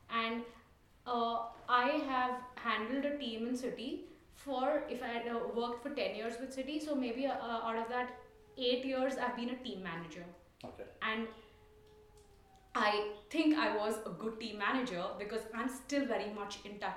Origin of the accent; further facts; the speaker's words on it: Mangalore, Karnataka, India; first language Tulu; English is a second language; Yeah, we speak Tulu because that's our uh, that's my mother tongue.